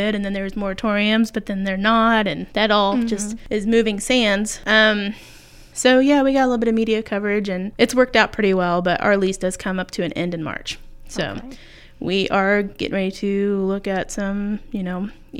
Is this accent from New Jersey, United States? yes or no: no; Mooresville, Indiana, United States; also born or lived in Fishers, Indiana; now in Muncie, United States; I went to Mooresville High School, so just southwest of Indianapolis